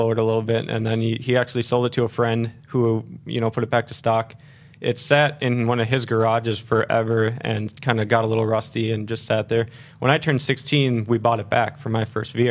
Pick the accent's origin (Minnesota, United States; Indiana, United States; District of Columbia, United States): Minnesota, United States; Becker; also born or lived in St. Cloud, Minnesota / Sartell, Minnesota; I grew up right in Becker.